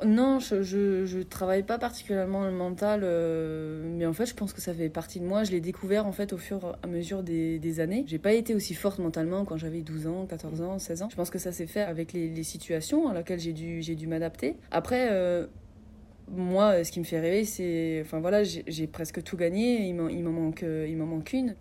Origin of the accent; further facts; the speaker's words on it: Sarreguemines, Grand Est, France; moved away as an adult; ici en Moselle, chez moi à Sarreguemines, parce que bah, c'est de là où je viens